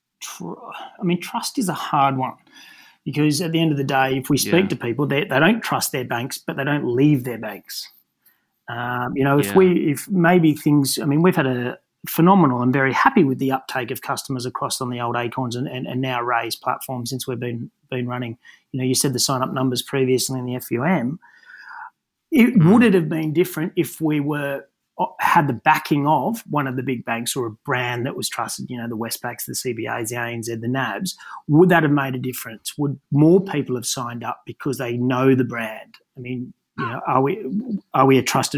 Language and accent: English; Newcastle, New South Wales, Australia; growing up in Newcastle